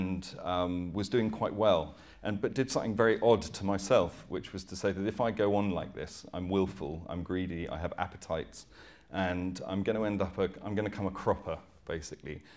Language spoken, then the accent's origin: English; Dorset, South West England, United Kingdom; I grew up in 1972 in Dorset, which was very very rural.